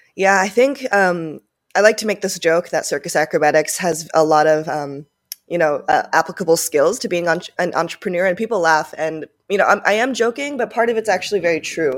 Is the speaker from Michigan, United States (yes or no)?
no; Minnesota, United States; first language Japanese; English is a second language; also born or lived in Tokyo, Japan; I grew up in Minnesota